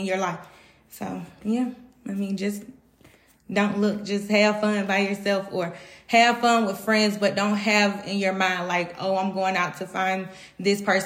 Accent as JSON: {"language": "English", "town": "Atlanta", "region": "Georgia", "country": "United States", "said": "I'm from Atlanta, Georgia."}